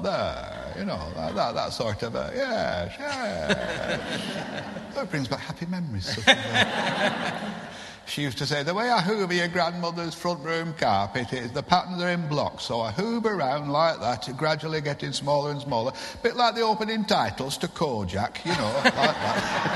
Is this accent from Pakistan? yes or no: no; Lancashire, North West England, United Kingdom; when I was growing up in Lancashire